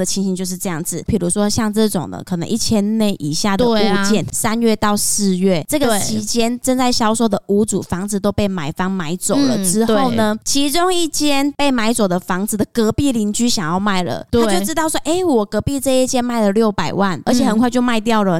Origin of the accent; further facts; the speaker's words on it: Taiwan; 我们台湾人自己本身也喜欢买便宜的东西